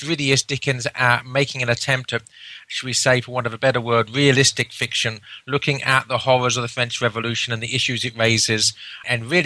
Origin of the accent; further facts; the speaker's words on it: England, United Kingdom; as an Englishman